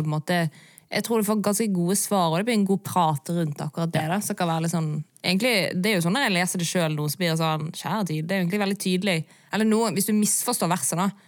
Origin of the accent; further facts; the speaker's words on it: Bergen, Vestland, Norway; der jeg vokste opp i Bergen